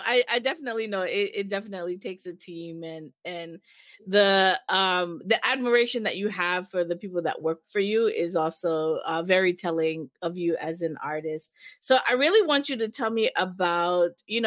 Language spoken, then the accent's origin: English; Jamaica; I think as Jamaican artists